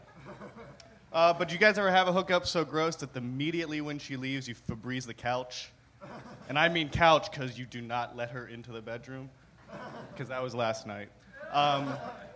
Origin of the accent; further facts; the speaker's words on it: Pittsburgh, Pennsylvania, United States; I'm from Pittsburgh